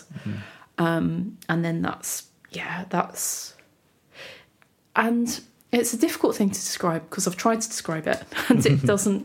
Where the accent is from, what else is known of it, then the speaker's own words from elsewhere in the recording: United Kingdom; being British